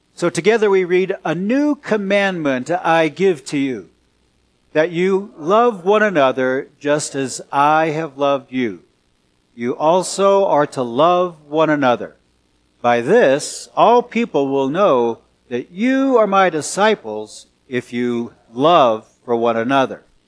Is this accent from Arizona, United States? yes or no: no; California Bay Area, United States; moved away; also born or lived in Salem, Oregon; I'm from California Bay Area and then moved to Salem, Oregon